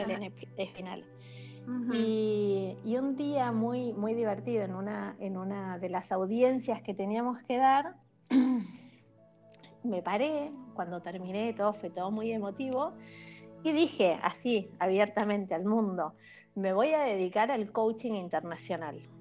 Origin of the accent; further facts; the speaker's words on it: Buenos Aires, Argentina; yo soy de Buenos Aires